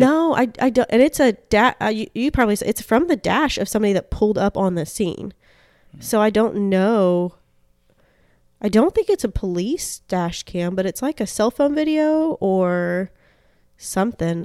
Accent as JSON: {"language": "English", "region": "Deep South", "country": "United States", "also_born_or_lived": "Florida / Georgia", "said": "I'm from Florida and Georgia."}